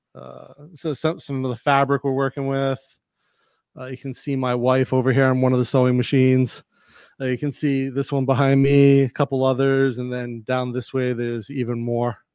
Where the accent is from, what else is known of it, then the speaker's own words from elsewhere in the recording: Rhode Island, United States; also born or lived in Massachusetts / North Carolina / California / Cleveland, Ohio; now in Bangkok, Thailand; Rhode Island, I grew up in Rhode Island